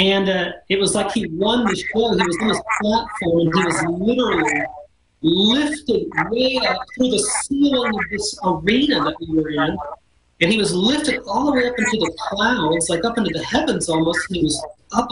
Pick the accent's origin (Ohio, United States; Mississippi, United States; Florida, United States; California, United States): Florida, United States; Panama City Beach; I grew up in Panama City Beach, Florida, as a beach kid.